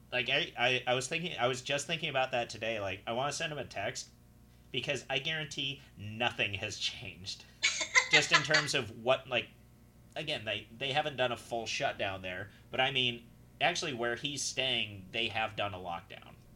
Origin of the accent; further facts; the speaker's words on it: Utah, United States; moved away; growing up in Utah, I've been prepping for this shit my whole life